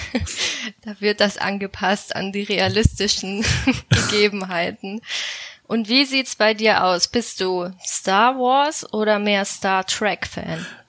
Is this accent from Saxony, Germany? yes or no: no; Munich, Bavaria, Germany; moved away; Ich komme ursprünglich aus München und bin deswegen Oktoberfest erprobt